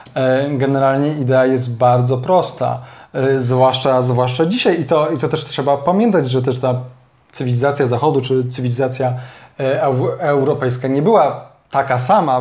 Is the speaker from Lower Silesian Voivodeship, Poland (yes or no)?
no; Kraków, Lesser Poland, Poland; u nas w Krakowie